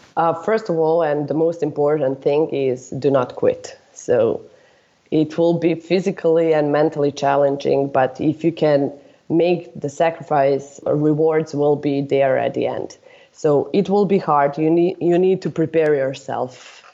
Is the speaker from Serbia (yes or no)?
yes; Serbia; I'm from Serbia